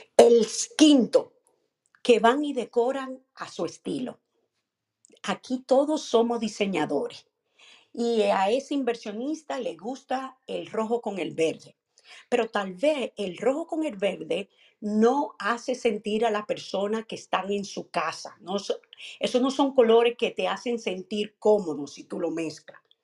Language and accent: Spanish; Dominican Republic; en mi país, República Dominicana